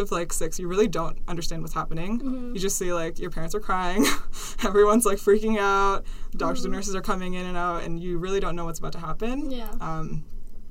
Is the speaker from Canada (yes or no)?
yes; Ontario, Canada; also born or lived in India / Kenya; I was born in India. And then a couple months later, I moved to Kenya. So I lived there for a couple of years when I was really young. And then we immigrated to Canada